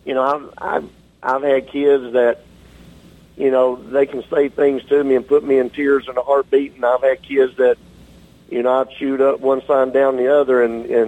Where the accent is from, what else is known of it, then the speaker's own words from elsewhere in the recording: Georgia, United States; Southern through and through, born and raised in Georgia